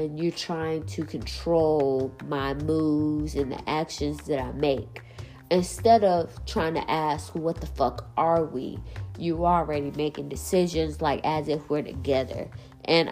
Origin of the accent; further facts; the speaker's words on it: South Carolina, United States; I'm from South Carolina